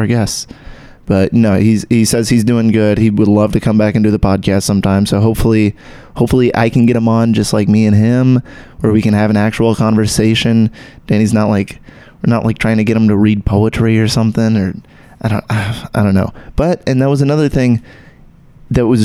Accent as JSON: {"language": "English", "region": "Texas", "country": "United States", "tie": "born or raised there", "said": "I still got that blood in me, but I don't have the accent. I grew up in Texas."}